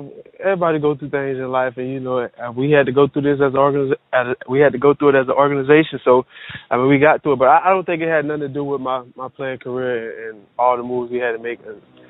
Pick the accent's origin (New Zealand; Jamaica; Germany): Jamaica; I'm Jamaican.